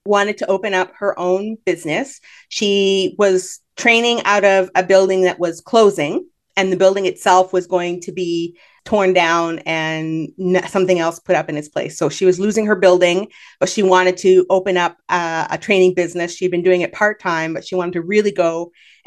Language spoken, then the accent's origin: English; Canada; I'm Canadian